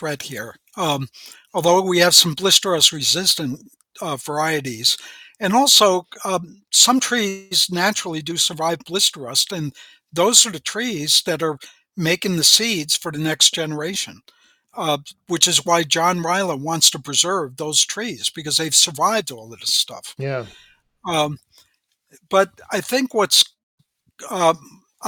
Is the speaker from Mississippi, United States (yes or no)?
no; northern New Jersey, United States; moved away as an adult; also born or lived in Wisconsin / Northwoods (Minnesota); I grew up, though, in northern New Jersey